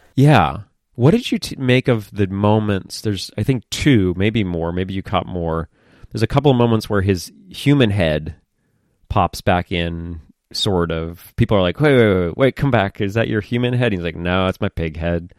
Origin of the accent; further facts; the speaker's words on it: United States; I'm an American